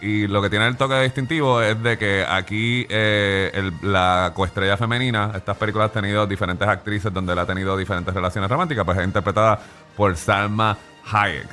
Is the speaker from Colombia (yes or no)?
no; Puerto Rico; yo soy de Puerto Rico